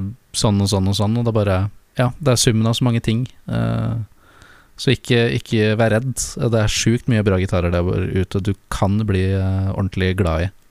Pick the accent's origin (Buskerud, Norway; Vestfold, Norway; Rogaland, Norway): Buskerud, Norway; Lier; nå etter at jeg flytta hjem til eh, Lier igjen